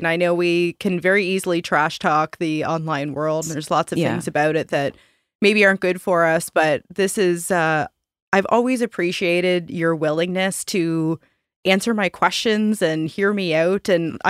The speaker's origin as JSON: {"language": "English", "town": "Halifax", "region": "Nova Scotia", "country": "Canada", "said": "We're both from Halifax."}